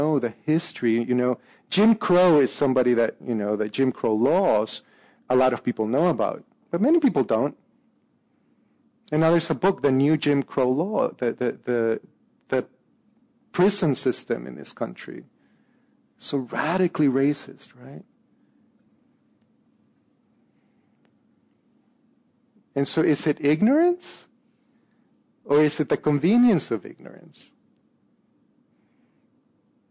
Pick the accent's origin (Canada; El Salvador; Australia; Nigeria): El Salvador; also born or lived in Minnesota / England; now in San Francisco, United States; When I grew up in El Salvador